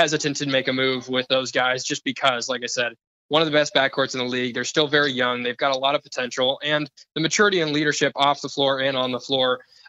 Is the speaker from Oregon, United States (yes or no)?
yes; Portland, Oregon, United States; Well, I grew up in Portland.